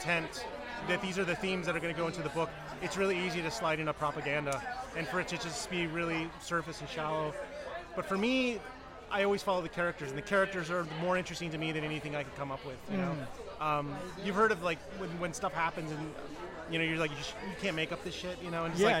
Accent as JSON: {"language": "English", "town": "Austin", "region": "Texas", "country": "United States", "tie": "born or raised there", "said": "I'm from Austin"}